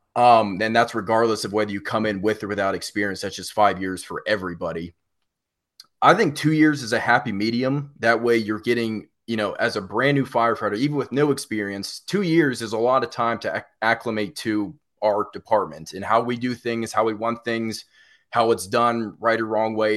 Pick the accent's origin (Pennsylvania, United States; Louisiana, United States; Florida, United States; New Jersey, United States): Pennsylvania, United States; Pittsburgh; now in South Carolina, United States; I'm originally from Pittsburgh